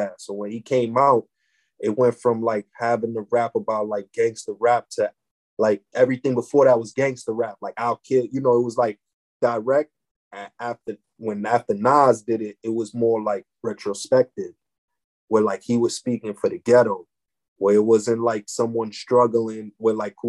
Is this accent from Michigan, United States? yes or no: no; New York City, New York, United States; I'm from East Harlem